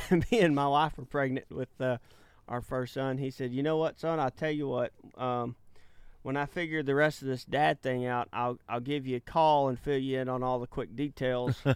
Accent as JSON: {"language": "English", "town": "Malta", "region": "Texas", "country": "United States", "tie": "born or raised there", "said": "I was in the living room, uh, in, uh, Malta, Texas"}